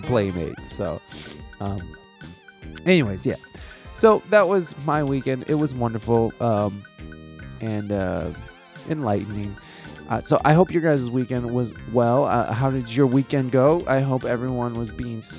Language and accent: English; Midwest, United States; moved away as an adult; also born or lived in San Diego; I'm from the Midwest, when I lived out there